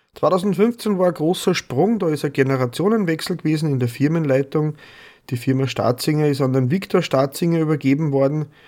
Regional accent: Vöcklabruck District, Upper Austria, Austria; nahe meiner Geburtsheimat liegt. Ich bin aus Bezirk Vöcklerbruck in Oberösterreich

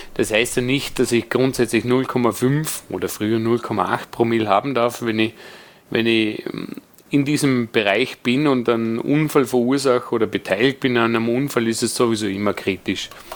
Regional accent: Vorarlberg, Austria; moved away; als Vorarlberger

